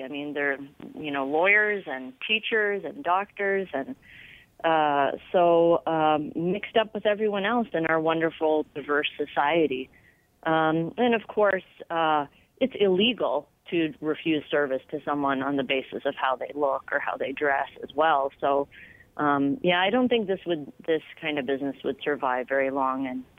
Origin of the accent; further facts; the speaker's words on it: Canada; There are, many Muslims who are culturally Canadian. I'm culturally a Canadian. I'm a Western person. My religion is as a Muslim.